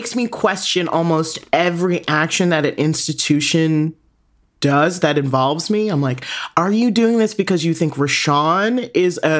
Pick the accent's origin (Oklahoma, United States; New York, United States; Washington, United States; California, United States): Washington, United States; Tacoma; when I grew up in Tacoma, Washington